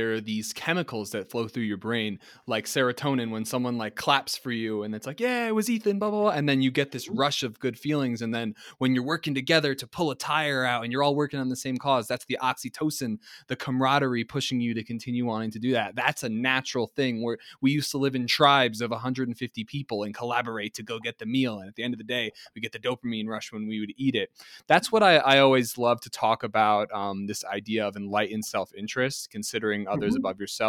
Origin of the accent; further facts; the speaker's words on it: United States; also born or lived in Australia; I'm American